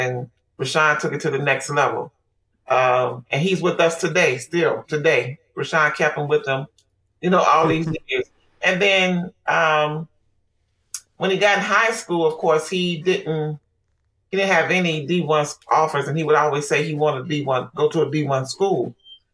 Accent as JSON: {"language": "English", "town": "Chicago", "region": "Illinois", "country": "United States", "said": "I'm from Chicago"}